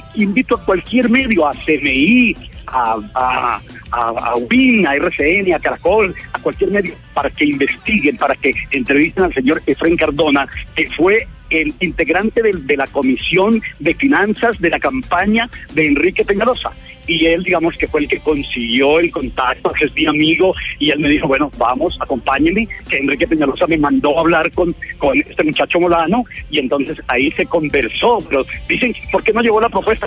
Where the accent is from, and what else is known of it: Paipa, Boyacá, Colombia